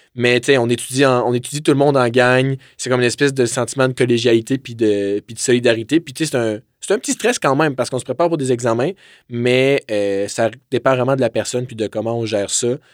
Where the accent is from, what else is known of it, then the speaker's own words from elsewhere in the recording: Drummondville, Quebec, Canada; moved away as an adult; now in Quebec City, Canada; je viens originellement de Drummondville, donc je suis venu à Québec pour mes études.